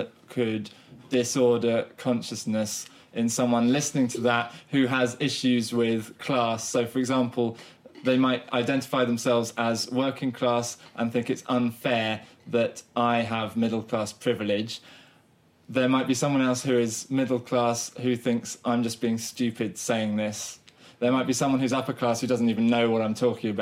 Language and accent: English; Southern England, United Kingdom; accent: Southern English; I have a Southern English accent